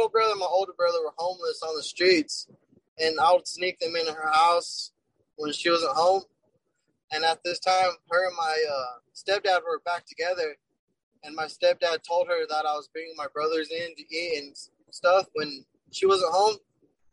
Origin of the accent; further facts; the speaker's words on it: Bernalillo, New Mexico, United States; I would run with my crew, Burnetowners, they're called, because I'm from Bernalillo